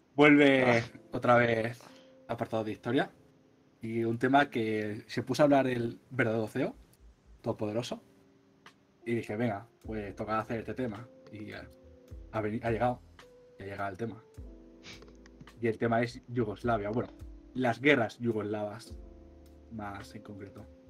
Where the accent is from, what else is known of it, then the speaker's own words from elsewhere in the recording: Spain; como somos de España